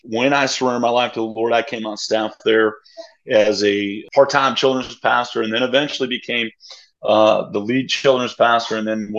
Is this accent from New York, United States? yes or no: yes; New York, United States; moved away as an adult; also born or lived in Springfield, Missouri; I'm from New York where there's no churches that are like over 500. It's like they just don't exist in the Northeast.